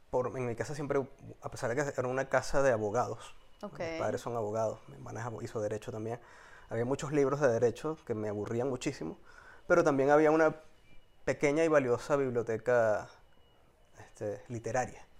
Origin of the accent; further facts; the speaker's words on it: Caracas, Capital District, Venezuela; moved away as an adult; now in Spain; Yo nací en Caracas en el año 77 específicamente de Santa Mónica. Y mi evolución de niñez adolescente, adulto, pasa en Santa Mónica